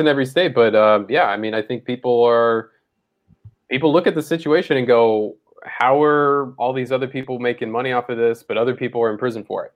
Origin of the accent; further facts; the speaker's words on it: Mississippi, United States; I grew up in Mississippi